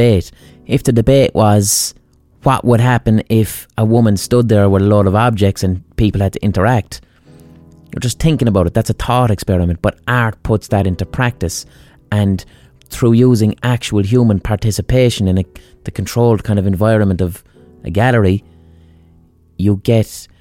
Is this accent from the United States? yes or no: no; Limerick, Munster, Ireland; I'm from Limerick.